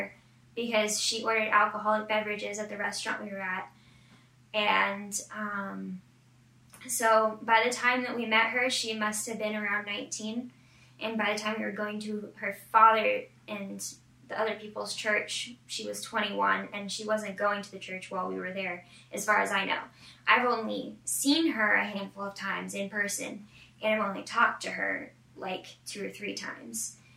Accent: Damascus, Oregon, United States; I grew up in Damascus, Oregon, which is about 3 hours north of where she grew up

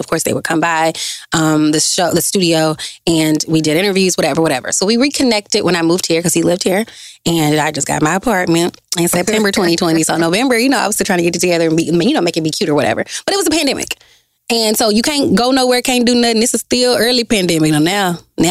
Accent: Dallas, Texas, United States; also born or lived in Grambling, Louisiana; I'm from Dallas, Texas

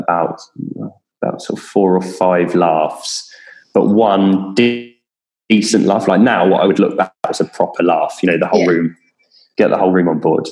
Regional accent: Kent, South East England, United Kingdom; I'm from Kent

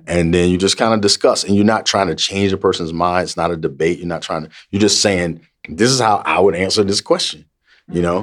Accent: the South, United States; we come from the South

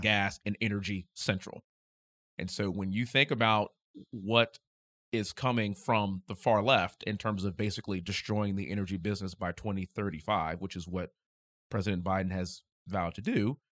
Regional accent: Houston, Texas, United States; moved away; also born or lived in Ithaca, New York; I'm from Houston, Texas.

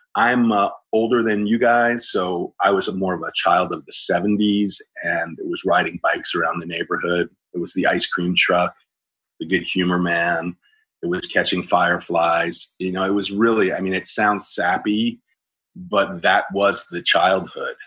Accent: Pleasantville, New York, United States; moved away; also born or lived in Los Angeles; I grew up in Westchester County, New York. Uh, uh, oddly enough, a town called Pleasantville

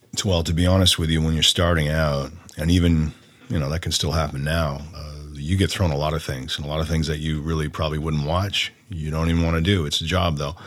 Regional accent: Oshawa, Ontario, Canada; also born or lived in Orono, Ontario; I grew up in Oshawa and Orno, all those places

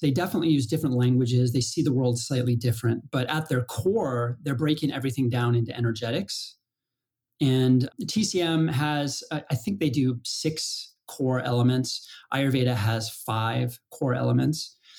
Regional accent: Colorado, United States; And I grew up in Colorado and you know, icy trees, middle of winter, snowballs.

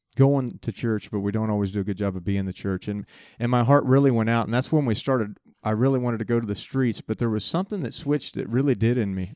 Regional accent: United States; also born or lived in Winfield, Kansas

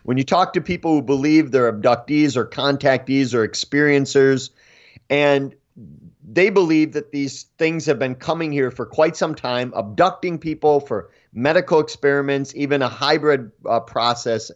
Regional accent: Eau Claire, Wisconsin, United States; I was born and raised in Eau Claire.

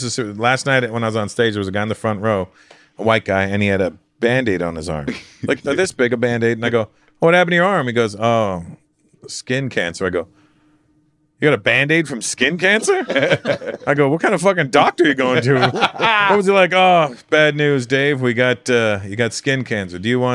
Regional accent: India; I'm Indian. Who do you think I am?

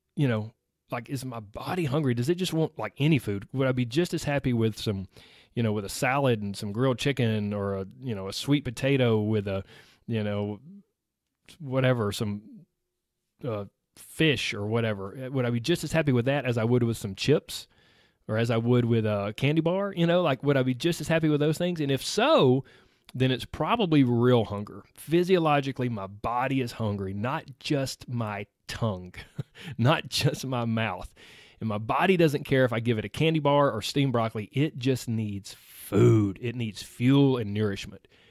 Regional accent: the South, United States; I was raised in the South where everything centers around food

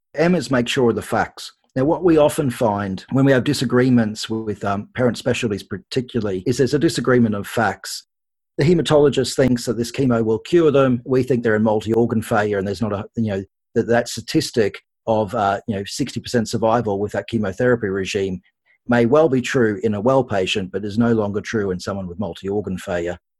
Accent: Australia; accent: Australian; moved away as an adult; now in United Kingdom; Probably people can pick from my accent, I am Australian, so I've trained in Australia and the UK

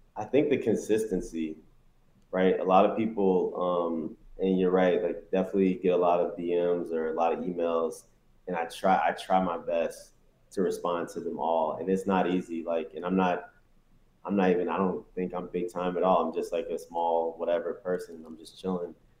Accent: South Carolina, United States; also born or lived in Detroit, Michigan; I was born in Detroit, left there when I was nine, got to South Carolina, you know, was there for nine years, you know, until I graduated high school, 18

